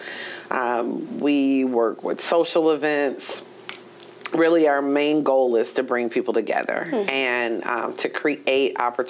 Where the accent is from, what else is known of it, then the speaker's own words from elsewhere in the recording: Durham, North Carolina, United States; has been in Durham, I don't know how long at this point, probably just shy of 100 years